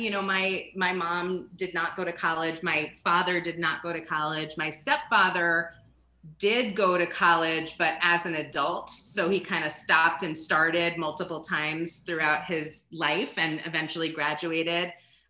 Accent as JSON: {"language": "English", "area": "Rockland County", "region": "New York", "country": "United States", "tie": "born or raised there", "also_born_or_lived": "Pittsburgh", "moved": "as an adult", "lives_now": "Tucson, United States", "said": "I grew up about 30 miles northwest of New York City in Rockland County, which is very quiet and beautiful. And I would say the most interesting thing about Rockland is its proximity to Manhattan."}